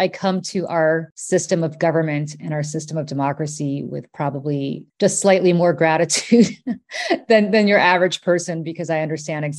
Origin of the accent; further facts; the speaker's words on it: New York City, New York, United States; also born or lived in Moscow, Russia / Austria / Italy; came here when I was 7 years old in 1980. To the Bronx. And I grew up in the Bronx under pretty difficult circumstances